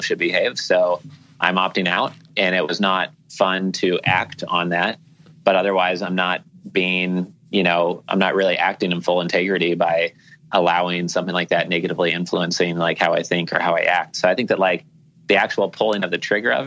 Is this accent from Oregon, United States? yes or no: yes; Portland, Oregon, United States; moved away as an adult; now in Key Biscayne, United States; I had all my friends and family growing up in Portland, Oregon